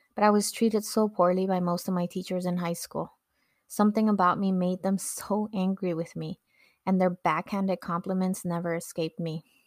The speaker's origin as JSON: {"language": "English", "town": "Los Angeles", "region": "California", "country": "United States", "tie": "born or raised there", "also_born_or_lived": "Mexico", "second_language": "English", "said": "As a young woman growing up in Echo Park, Los Angeles"}